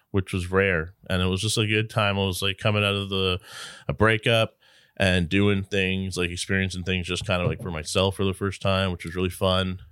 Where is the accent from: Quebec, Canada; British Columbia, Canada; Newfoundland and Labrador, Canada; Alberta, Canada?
Newfoundland and Labrador, Canada; I grew up in Labrador